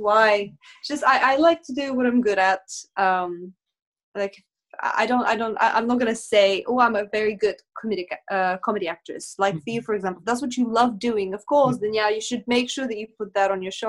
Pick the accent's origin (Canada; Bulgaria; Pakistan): Bulgaria; now in United Kingdom; I was born in Bulgaria